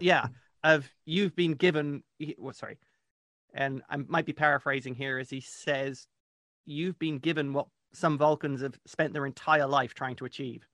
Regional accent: England, United Kingdom; being an English troll

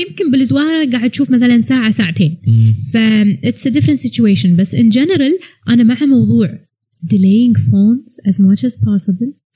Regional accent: Kuwait; ما عندنا اماكن قهوه زينه بالكويت

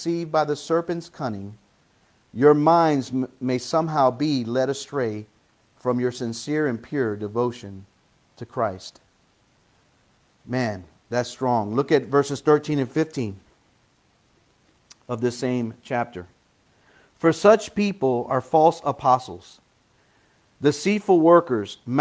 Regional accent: United States; I'm an American

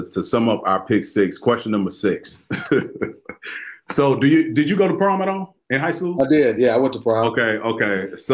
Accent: Florida, United States; I grew up in Florida.

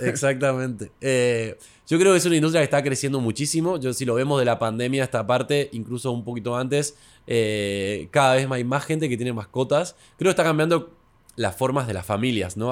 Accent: Buenos Aires, Argentina; now in Santiago, Chile; como yo no era de Santiago, pues soy de Buenos Aires inicialmente

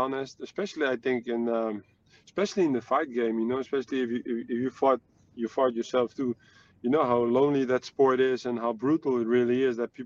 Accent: Netherlands; I'm from the Netherlands

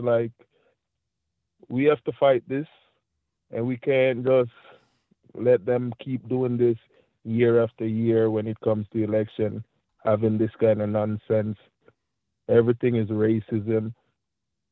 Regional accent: Jamaica; now in Florida, United States; I'm from Jamaica

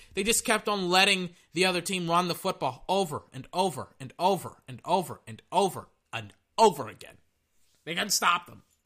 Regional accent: Texas, United States; I am from Texas. I just don't have that colloquial accent.

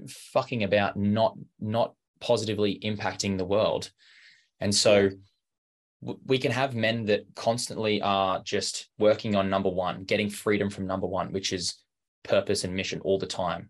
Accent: Brisbane, Queensland, Australia; I grew up in Brisbane, in Australia

